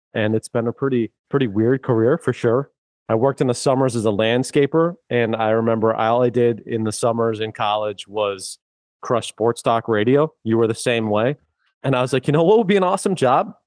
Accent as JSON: {"language": "English", "town": "Worcester", "region": "Massachusetts", "country": "United States", "said": "I'm an Irish kid from Worcester"}